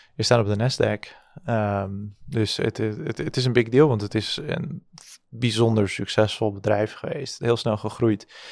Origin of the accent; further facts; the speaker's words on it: Zaandam, North Holland, Netherlands; ik ben opgegroeid in Zandam